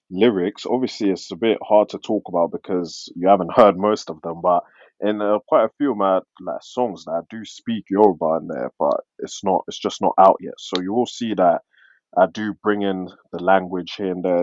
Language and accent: English; London, United Kingdom; accent: London; obviously I've got an accent that sounds like I'm from London but certain words that I pronounce it's not the same as you guys